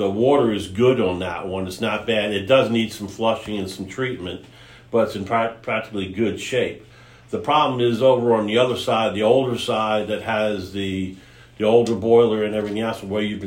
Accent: New York area, United States; moved away; I was originally from the New York area

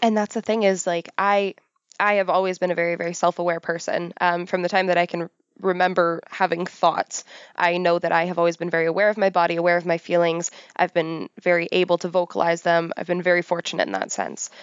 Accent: Pickering, Ontario, Canada; I grew up on the outskirts of Toronto. I grew up in Pickering.

